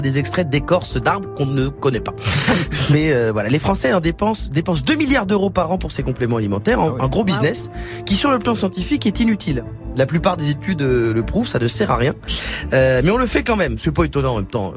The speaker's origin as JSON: {"language": "French", "country": "France", "said": "chez nous en France"}